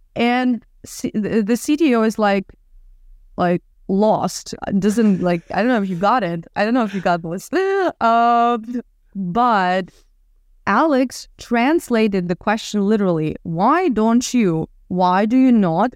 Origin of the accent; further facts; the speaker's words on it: Odesa, Odesa Oblast, Ukraine; moved away as an adult; now in Miami, United States; I'm originally from Ukraine, from Odessa, the city on the Black Sea